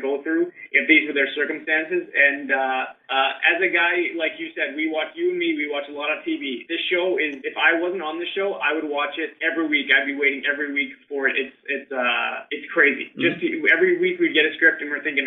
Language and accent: English; Canada; I'm Canadian